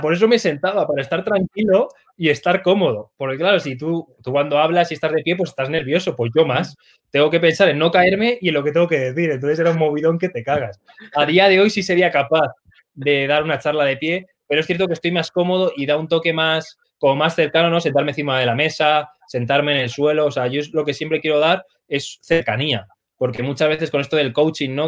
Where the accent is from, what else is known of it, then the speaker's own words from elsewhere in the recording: Arganda del Rey, Community of Madrid, Spain; soy de Arganda del Rey